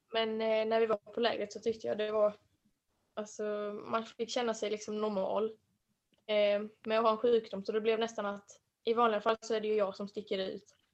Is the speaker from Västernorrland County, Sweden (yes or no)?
no; Ronneby, Blekinge, Sweden; jag kommer från eh, Ronneby